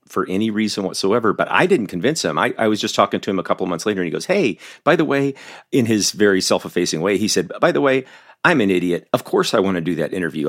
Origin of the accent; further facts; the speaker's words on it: Southern Florida, United States; moved away as an adult; growing up in Southern Florida